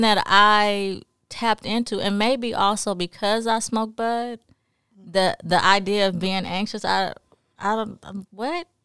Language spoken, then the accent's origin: English; Los Angeles, California, United States; moved away; also born or lived in New Orleans / Jackson; I grew up in South Central L A.